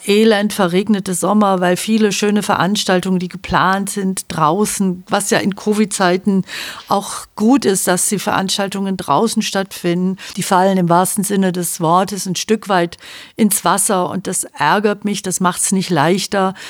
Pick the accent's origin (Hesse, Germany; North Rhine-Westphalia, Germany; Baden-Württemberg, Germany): Baden-Württemberg, Germany; moved away; also born or lived in Fresenhagen, Schleswig-Holstein; ich bin wohlbehütet in Süddeutschland aufgewachsen